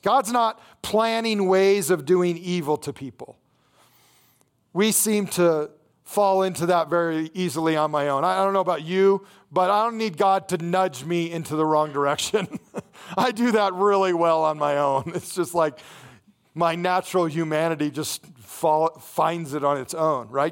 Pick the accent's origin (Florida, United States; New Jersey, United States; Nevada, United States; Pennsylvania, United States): Nevada, United States; Las Vegas; I grew up in Las Vegas